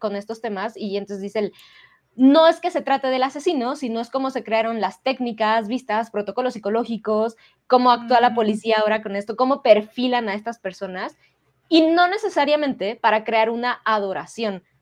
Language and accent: Spanish; Mexico; como sociedad mexicana